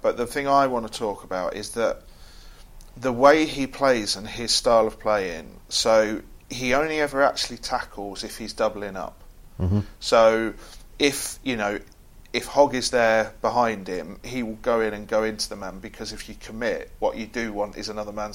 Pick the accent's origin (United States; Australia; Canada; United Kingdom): United Kingdom; England; we, as English football crowds